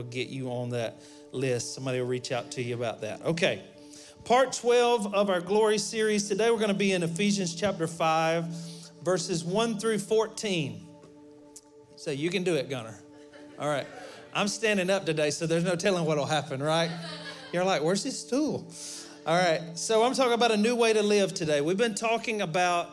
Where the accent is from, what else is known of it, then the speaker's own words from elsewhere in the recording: Alabama, United States; we're from Alabama.